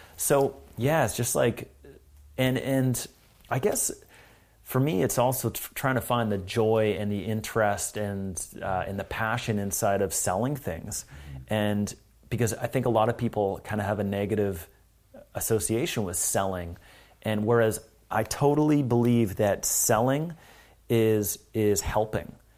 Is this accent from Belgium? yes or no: no; Canada; also born or lived in Vancouver, Canada; I'm from Canada, but here, here we are in L